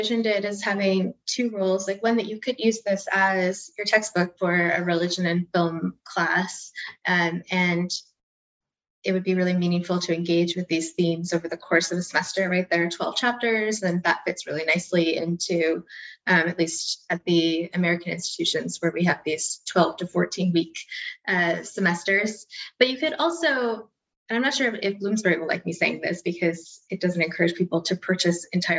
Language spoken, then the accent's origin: English; Canada; perhaps to the three of us since we're all Canadian